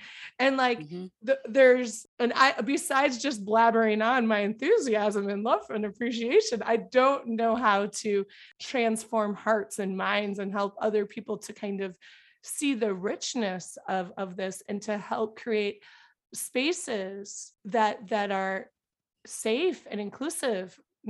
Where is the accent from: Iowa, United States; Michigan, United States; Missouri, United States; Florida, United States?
Iowa, United States; moved away; the little white farming community that I grew up in Iowa